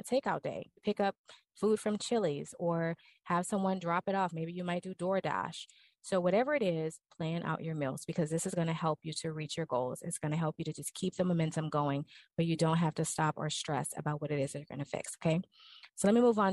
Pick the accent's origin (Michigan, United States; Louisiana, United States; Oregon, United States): Louisiana, United States; New Orleans; I'm from New Orleans